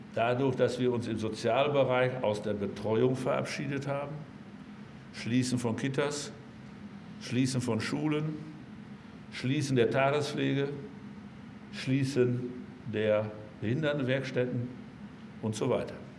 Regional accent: North Rhine-Westphalia, Germany; also born or lived in Münsterland; bei uns in Nordrhein-Westfalen

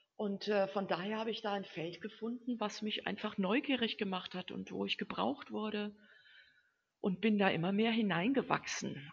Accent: home village 30 km from Würzburg, Bavaria, Germany; also born or lived in Central African Republic; Ich bin ja auch zum Studium nur nach Würzburg gegangen, also nur 30 Kilometer von meinem Heimatdorf entfernt

